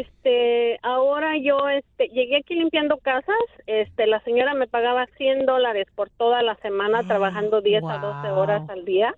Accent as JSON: {"language": "Spanish", "region": "Mexico City", "country": "Mexico", "moved": "as an adult", "lives_now": "United States", "said": "yo soy del Distrito Federal"}